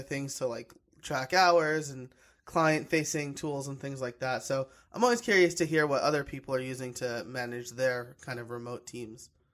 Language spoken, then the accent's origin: English; New York, United States; I'm a New Yorker